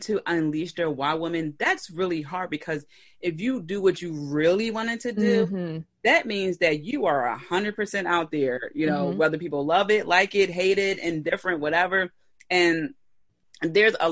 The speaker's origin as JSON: {"language": "English", "town": "Philadelphia", "region": "Pennsylvania", "country": "United States", "said": "I'm from Philly."}